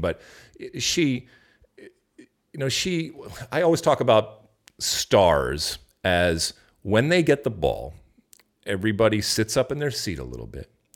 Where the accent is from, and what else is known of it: United States